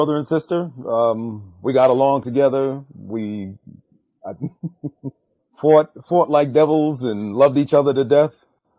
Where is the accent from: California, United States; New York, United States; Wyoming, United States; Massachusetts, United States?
New York, United States; New York City; also born or lived in London / Thailand; now in Queens, New York, United States; I was born in London, grew up in New York, so considers myself a staunch New Yorker. Grew up in Brooklyn. Now we live in Queens, you know, and also stayed. We lived overseas in Thailand for about 11 years.